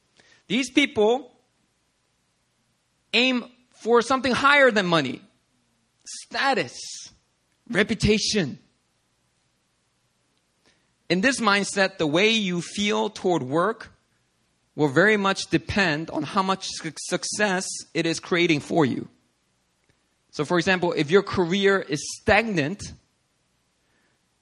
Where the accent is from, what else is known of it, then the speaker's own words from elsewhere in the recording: United States; I'm an American citizen